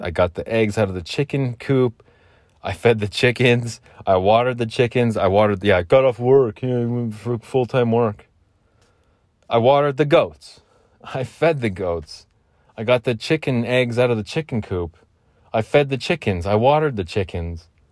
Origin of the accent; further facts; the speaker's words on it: Phoenix, Arizona, United States; I'm from Phoenix